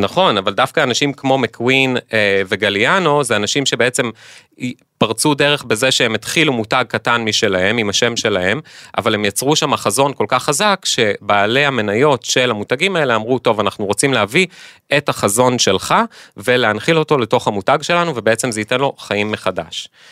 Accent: Israel; בתור ישראלים

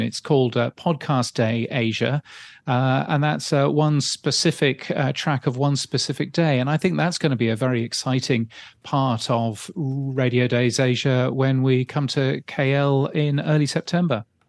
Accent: United Kingdom; now in Australia; I'm really a British person.

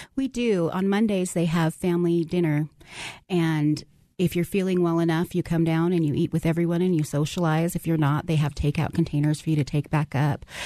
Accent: Farmington, New Mexico, United States; We're from New Mexico, from the Farmington area

